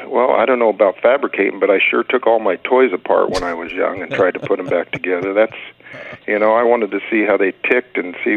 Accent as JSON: {"language": "English", "town": "Bakersfield", "region": "California", "country": "United States", "tie": "born or raised there", "also_born_or_lived": "Los Angeles", "said": "Well, I was born in Los Angeles, but then we moved up into the San Joaquin area or valley when I was quite young, and I just stayed in Bakersfield, and I've been here pretty much all my life."}